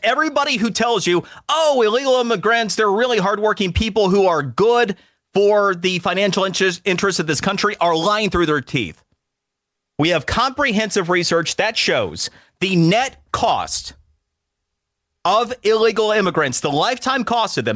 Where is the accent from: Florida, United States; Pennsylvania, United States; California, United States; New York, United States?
Florida, United States; Florida, because it's my home state.